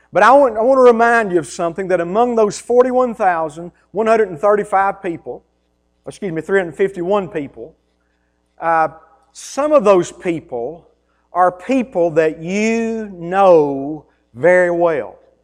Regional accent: United States; I grew up in Taylor County. I grew up on a farm.

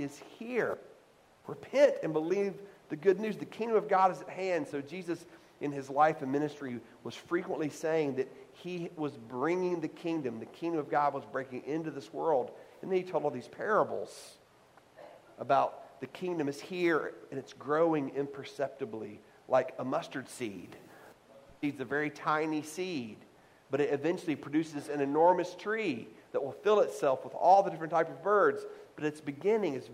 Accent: the South, United States; I grew up in the South

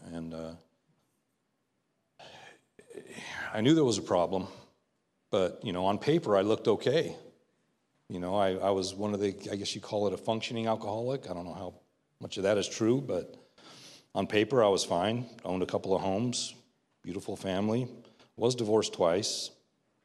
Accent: Southern California, United States; born and raised in Southern California

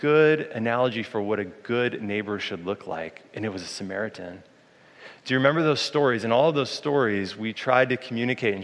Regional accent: Boulder, Colorado, United States; moved away; When I was a kid, I grew up in Boulder, Colorado

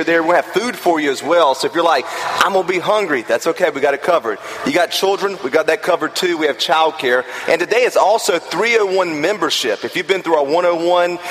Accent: the South, United States; I grew up in the South

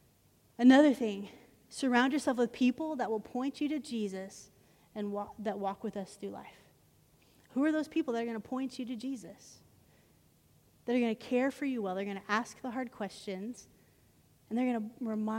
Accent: Arlington, United States; When I grew up in Arlington

